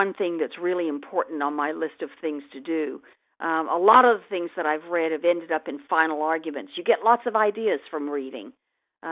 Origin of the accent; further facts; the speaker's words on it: England, United Kingdom; now in United States; I was born in England and moved to the United States in 1960 with my family